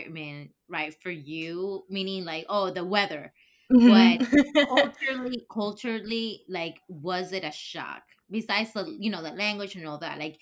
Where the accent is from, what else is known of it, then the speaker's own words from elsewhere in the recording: Ecuador; English is a second language; moved away as an adult; now in United States; I grew up in Ecuador and I graduated high school and everything, that I came here for college